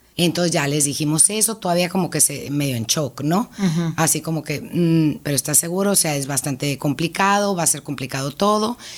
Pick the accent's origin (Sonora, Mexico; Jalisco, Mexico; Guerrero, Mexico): Sonora, Mexico; Hermosillo; Yo nací aquí en Hermosillo, tengo 54 años